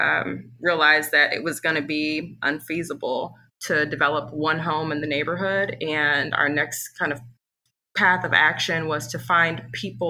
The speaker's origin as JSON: {"language": "English", "town": "Kansas City", "region": "Missouri", "country": "United States", "tie": "born or raised there", "also_born_or_lived": "Chicago", "moved": "as an adult", "said": "we're both originally from Kansas City as well. Grew up not too far from the neighborhood where we're developing"}